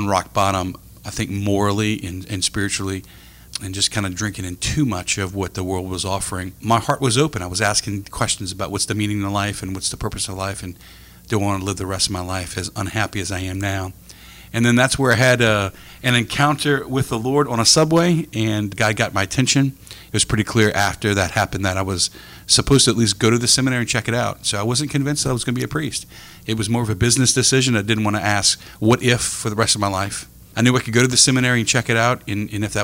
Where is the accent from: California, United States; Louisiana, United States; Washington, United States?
Louisiana, United States; Houma; Born and raised in Houma, number 5 of 6, 3 boys, 3 girls, with the Brady Bunch, and had great parents.